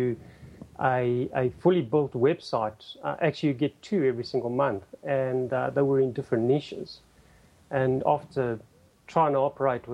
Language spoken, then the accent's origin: English; Bulawayo, Zimbabwe; accent: mix of Australian and Zimbabwe; moved away as an adult; also born or lived in Alice Springs, Australia; now in Bunbury, Australia; I was born and raised in Bulawayo, Zimbabwe, and moved out here in '98.